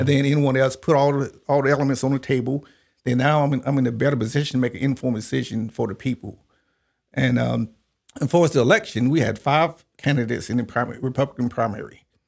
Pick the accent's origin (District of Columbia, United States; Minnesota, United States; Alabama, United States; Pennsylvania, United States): Alabama, United States; Eclectic; also born or lived in Tuskegee, Alabama; I grew up in a little small town called Eclectic, Alabama.